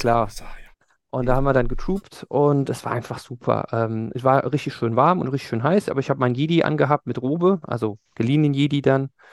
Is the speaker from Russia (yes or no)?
no; Germany; ich komme aus Deutschland